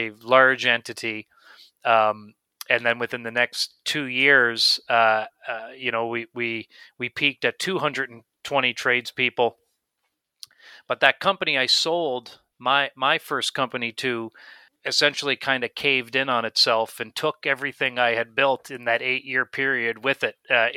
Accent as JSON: {"language": "English", "town": "Miramichi", "region": "New Brunswick", "country": "Canada", "tie": "born or raised there", "also_born_or_lived": "Fort McMurray", "said": "I grew up in Miramichi, New Brunswick"}